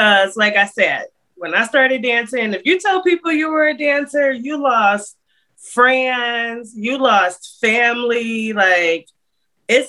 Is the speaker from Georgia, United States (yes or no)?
no; Akron, Ohio, United States; moved away as an adult; now in Nashville, United States; I'm born and raised in Akron, Ohio. I currently live in Nashville, Tennessee